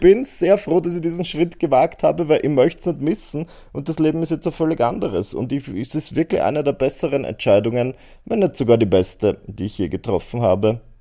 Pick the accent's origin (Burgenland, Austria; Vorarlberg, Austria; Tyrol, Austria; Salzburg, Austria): Burgenland, Austria; bei uns im Burgenland